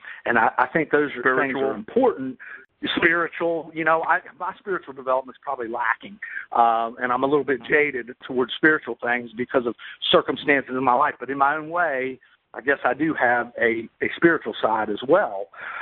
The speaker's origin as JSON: {"language": "English", "region": "West Virginia", "country": "United States", "said": "I'm from West Virginia, and man, I almost just don't even trust a person who can't belt out a few swear words."}